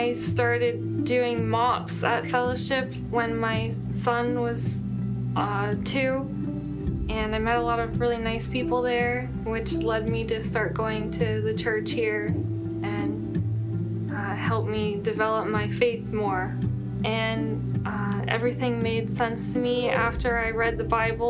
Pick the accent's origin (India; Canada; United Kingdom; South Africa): Canada; moved away as an adult; now in United States; I'm from Canada, and I moved here a few years ago